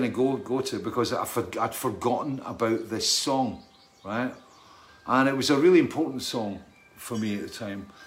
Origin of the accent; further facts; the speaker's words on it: Scotland, United Kingdom; I was brought up in Scotland